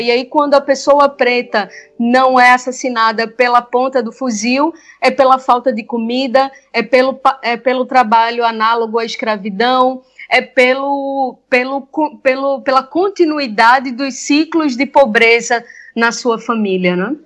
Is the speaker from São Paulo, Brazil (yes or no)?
no; Recife, Pernambuco, Brazil; como recifense, nascida e criada na periferia entre Recife e Camaragibe